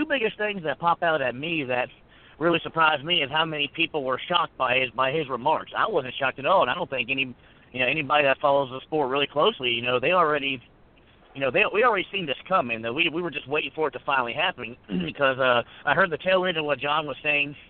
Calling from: Virginia, United States; calling from Virginia.

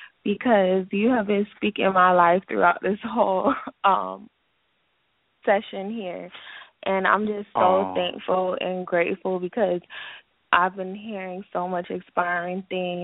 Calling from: Miami, Florida, United States; I'm calling from Miami

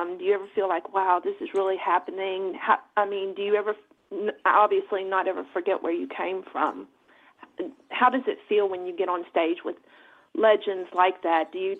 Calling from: outside of Houston, Texas, United States; I'm calling from Texas. So a shout out to Dallas, as I just heard Andrea Wallace's name was just mentioned. I'm calling from way down south of Dallas. So I'm outside of Houston, as a matter of fact.

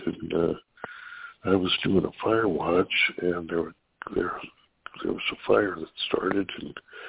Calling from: California, United States; Hey, it's … calling from California.

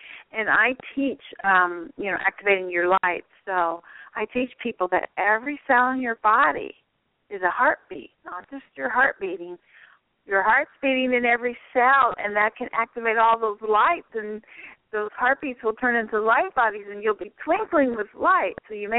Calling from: Florida, United States; from Southwest Florida.

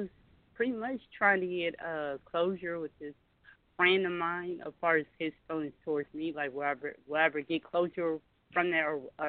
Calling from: California, United States; I'm calling from California

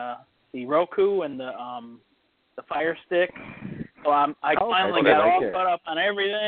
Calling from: Toledo, Ohio, United States; Toledo, Ohio.

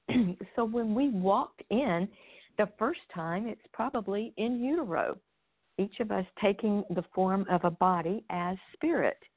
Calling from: Nashville, Tennessee, United States; I'm I'm near Nashville, Tennessee.

